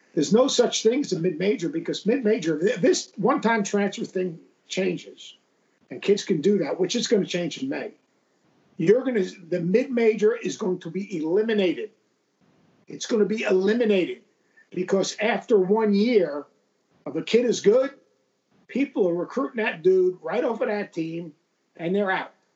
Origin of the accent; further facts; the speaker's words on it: New York, United States; moved away; I grew up in New York